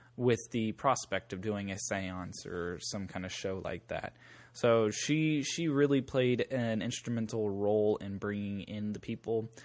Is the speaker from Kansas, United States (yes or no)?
yes; Southeast Kansas, United States; in my hometown growing up